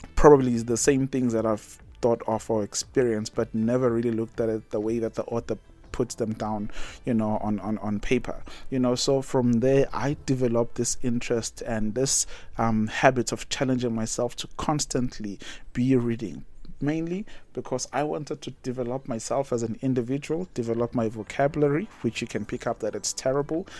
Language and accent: English; Umkababa, south of Durban, KwaZulu-Natal, South Africa; moved away as an adult; now in Botswana; I grew up in Umkababa, I was born and bred there, went to a local primary